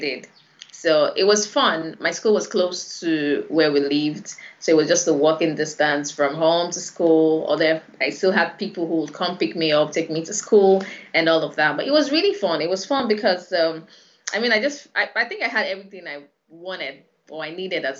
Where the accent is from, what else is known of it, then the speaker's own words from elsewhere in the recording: Lagos, Nigeria; I was born in Lagos, born and bred, actually.